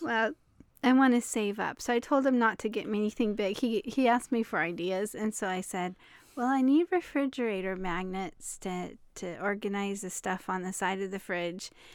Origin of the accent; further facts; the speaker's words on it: Hoquiam, Washington, United States; we're from the coast where life is slow and quiet.